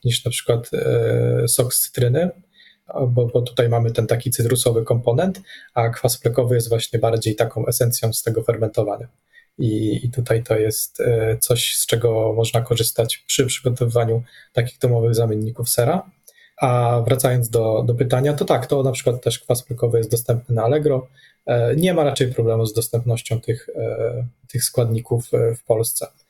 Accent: Radom, Masovian Voivodeship, Poland; moved away; also born or lived in Warsaw; My ogólnie pochodzimy, znaczy ja z Radomia

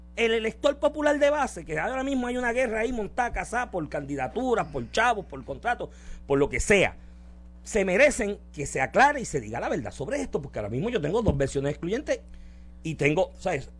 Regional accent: Puerto Rico

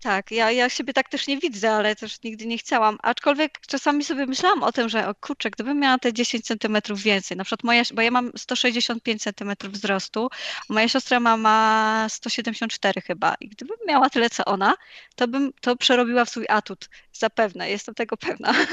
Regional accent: Poland

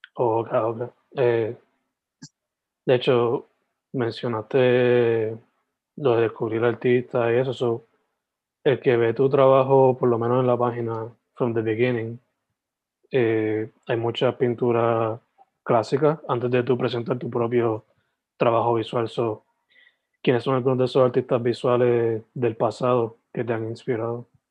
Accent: Sabana Grande, Puerto Rico; also born or lived in San Germán; nací en San Germán, pero criado for the most part en Sabana Grande

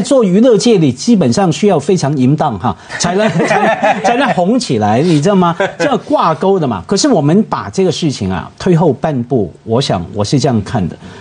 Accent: Hong Kong; 我是香港人啊，我对枪声多敏感啊，我们从小看警匪片长大

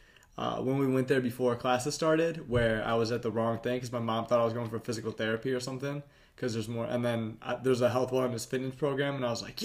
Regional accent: Somerset, Wisconsin, United States; also born or lived in St. Paul, Minnesota / Newport, Minnesota / Menomonie, Wisconsin; I was born in St. Paul. I lived in Newport until fourth grade. And then I went to Somerset, and then through high school, and then I went to Menominee.

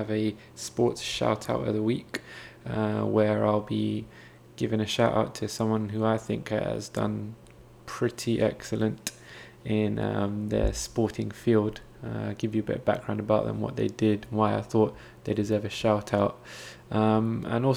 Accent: United Kingdom; I'm British Asian myself

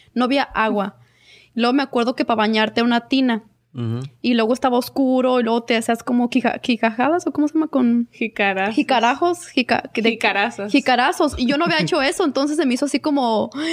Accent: Mexico; Como mexicana

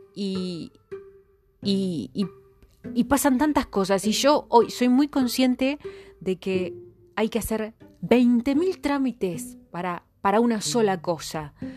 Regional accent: Argentina; somos Argentina, familias numerosas

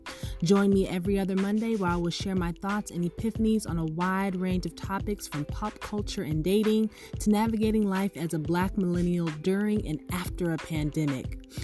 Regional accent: Los Angeles, California, United States; I am a Black author, educator, and speaker born and raised in Los Angeles.

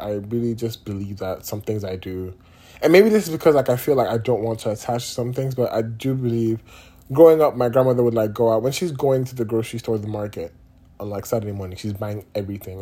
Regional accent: Nigeria; now in United States; I'm Nigerian

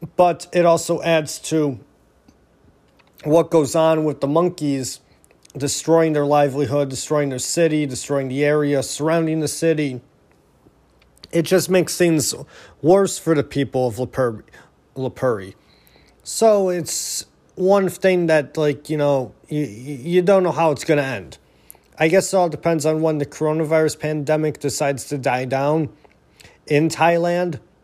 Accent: Niagara Falls, New York, United States; moved away; I'm originally from Niagara Falls

